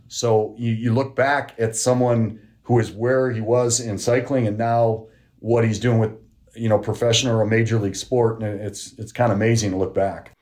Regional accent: Kenosha, Wisconsin, United States; I grew up in Kenosha, Wisconsin

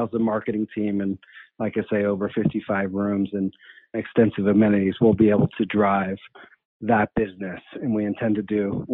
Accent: Atlanta, Georgia, United States; moved away; also born or lived in Wisconsin / Brooklyn, New York; I'm originally from Atlanta, Georgia

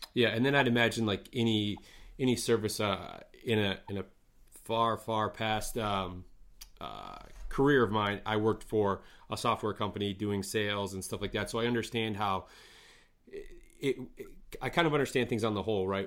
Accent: northern Michigan, United States; born or raised there

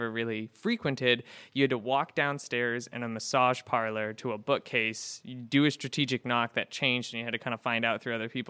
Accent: West Coast, United States; moved away as an adult; also born or lived in Florida; now in Syracuse, United States; I'm not from here, and I grew up on the West Coast, and when I moved to the East Coast, I moved to Florida when I was 19

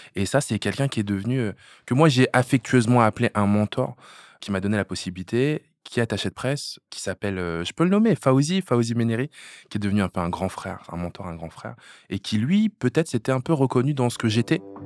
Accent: Hérouville-Saint-Clair, Normandy, France; j'ai grandi à Hérouville-Saint-Clair

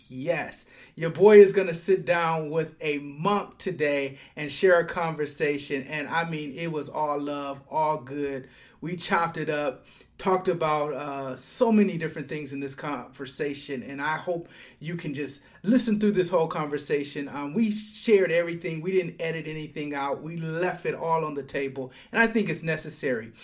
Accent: Detroit, Michigan, United States; now in Atlanta, United States; I'm living in Atlanta now, but I'm from Michigan and Detroit

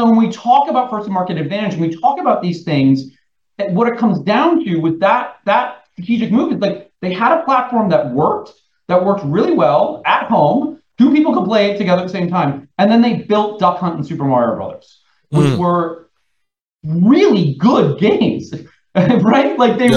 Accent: New York, United States; as a New Yorker

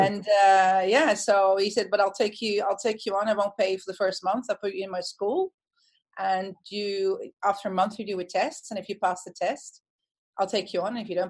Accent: Netherlands; first language Dutch; English is a second language; moved away as an adult; also born or lived in London; I was originally born in the Netherlands and spent the first 20 years of my life there.

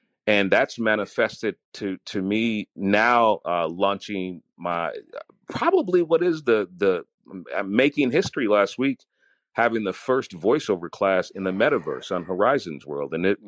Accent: Chicago, Illinois, United States; Not only did I get to know the radio personalities that were in my hometown, I found radio personalities that were in other cities that other people would not listen to. And I thought, you know, in my city, they were the best in Chicago.

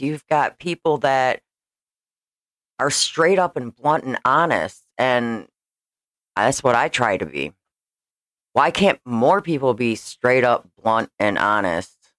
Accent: Schaumburg, Illinois, United States; I grew up in Schaumburg, Illinois

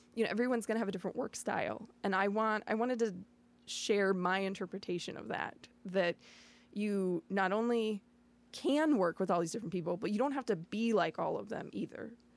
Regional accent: Batavia, United States; also born or lived in San Antonio, Texas / New York City; I grew up in Batavia, uh, after my parents moved me here from Texas

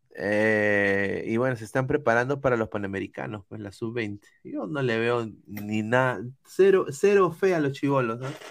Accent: Lima, Peru; yo no puedo poner la bandera de Lima

